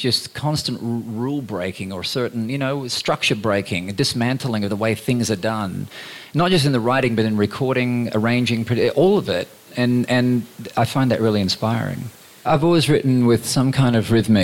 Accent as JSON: {"language": "English", "region": "Queensland", "country": "Australia", "tie": "born or raised there", "said": "growing up in Queensland"}